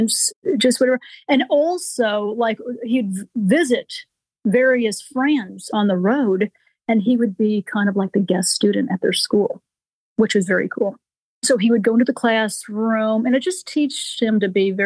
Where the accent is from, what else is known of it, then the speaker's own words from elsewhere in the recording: Kankakee, Illinois, United States; now in Nashville, United States; I grew up outside of Chicago, a little farm community, Kankakee, Illinois